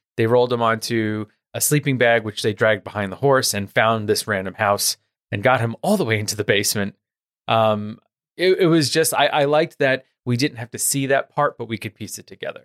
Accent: New York City, New York, United States; I grew up in New York. I grew up in the, in Queens

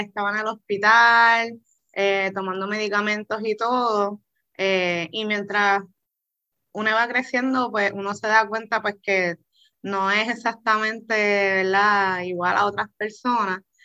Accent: Puerto Rico; nacimos con VIH en Puerto Rico

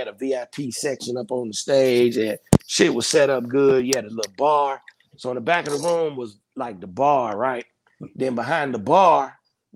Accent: Louisville, Kentucky, United States; I'm from Louisville first.

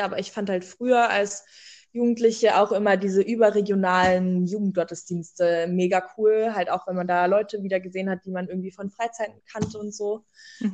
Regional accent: Cottbus, Brandenburg, Germany; ich bin in einer LKG groß geworden in Cottbus

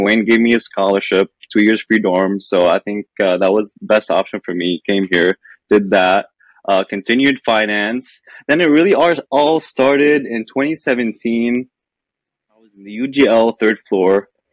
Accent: Lebanon; moved away as an adult; I'm Lebanese. I spent yeah, I spent the first the 17 years of my life in Lebanon

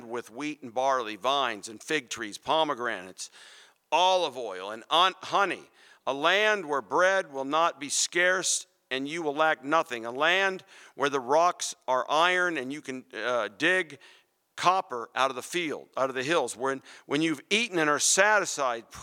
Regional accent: Phoenix, Arizona, United States; I grew up in Phoenix, and pomegranates, man, we used to pick those off the trees.

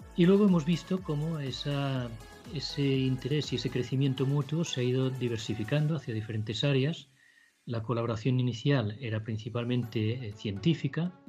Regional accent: Mataró, Catalonia, Spain; moved away as an adult; also born or lived in Chile; mi ciudad natal, en Mataró, en España

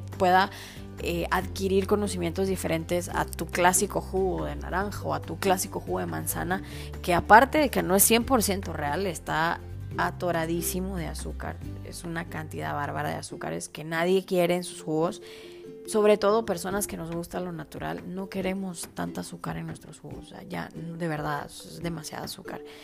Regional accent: Guatemala; como, como chapines

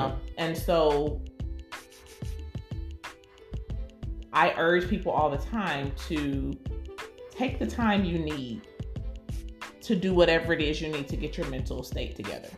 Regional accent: United States; we're Black and we are African American

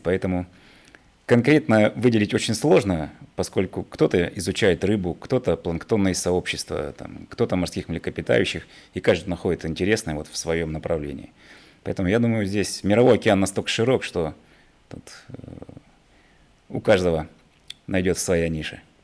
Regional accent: Irkutsk, Irkutsk Oblast, Russia; moved away as an adult; now in Vladivostok, Russia; я сам такой, приехал из Сибири, из города Иркутска

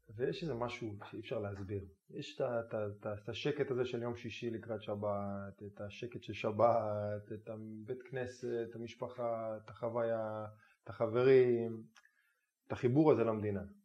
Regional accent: Israel; אני ישראלי שגדל במדינת היהודים, גדל בבית

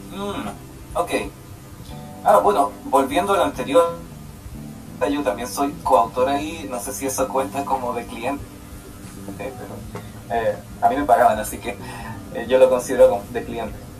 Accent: Chile; moved away as an adult; now in Canada; soy el primer chileno que estudia en esta escuela

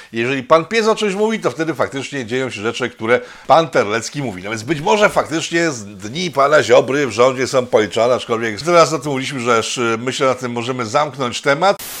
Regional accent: Poland; my jesteśmy Polakami, a nie jesteśmy z Rosji

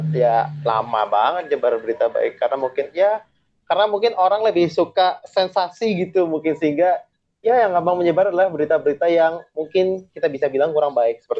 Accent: Java, Indonesia; karena gue berasal dari Jawa dan orang-orang sering manggil gue dengan kata Mas

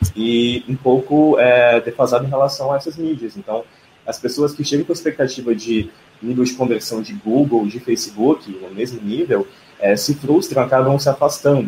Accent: Brasília, Federal District, Brazil; moved away as an adult; now in São Paulo, Brazil; eu sou de Brasília e eu cheguei em São Paulo.

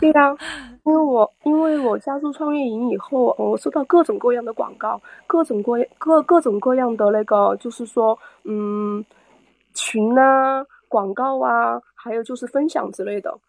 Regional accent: Chongqing, China; 我来自三城重庆

